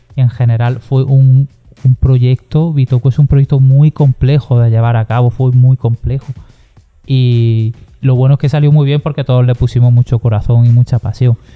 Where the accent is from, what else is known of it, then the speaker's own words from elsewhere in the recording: Granada, Andalusia, Spain; yo soy de Granada y aquí pues tenemos ese monumento tan maravilloso que es la Alhambra